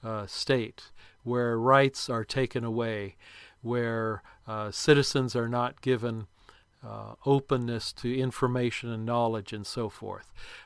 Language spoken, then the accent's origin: English; Lebanon; because of my background of growing up in Lebanon